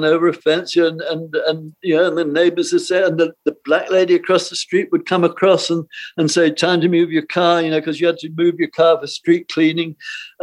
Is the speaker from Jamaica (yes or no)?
no; United Kingdom; moved away as an adult; also born or lived in North Hollywood, Los Angeles; I was British